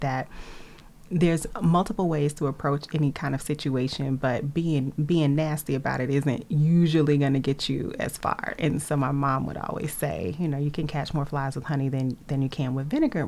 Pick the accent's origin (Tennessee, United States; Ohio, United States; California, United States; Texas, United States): Tennessee, United States; Nashville; moved away as an adult; also born or lived in Atlanta, Georgia; now in Boston, United States; I was born in Atlanta and uh, around age seven moved to Nashville, which is where I was raised raised and where I lived until I moved to Boston in 2005